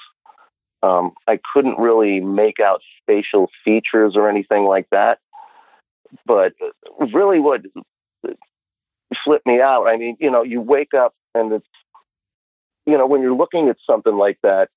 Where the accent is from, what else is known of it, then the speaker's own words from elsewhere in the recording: New York City, New York, United States; now in Upstate New York, United States; I'm actually a native New Yorker. I was born and raised in Brooklyn and Queens